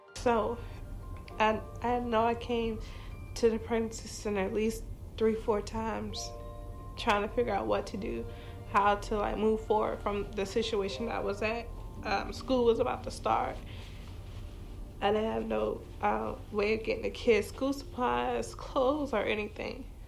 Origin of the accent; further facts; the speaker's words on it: Charlottesville, Virginia, United States; moved away as an adult; also born or lived in Newport News, Virginia; I'm from Newport News, Virginia, but I grew up in Charlottesville, Virginia.